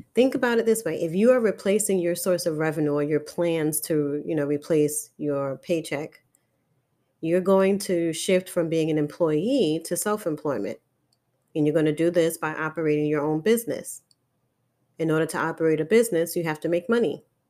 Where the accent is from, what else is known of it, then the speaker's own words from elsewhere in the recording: New York City, New York, United States; I'm born and raised in Harlem, New York City